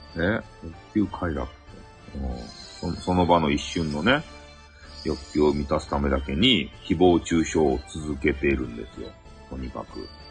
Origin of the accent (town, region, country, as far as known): Hakata, Fukuoka, Japan; accent: Hakata dialect